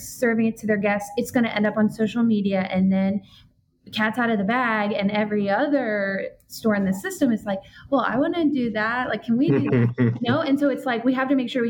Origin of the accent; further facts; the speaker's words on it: New Jersey, United States; I'm from New Jersey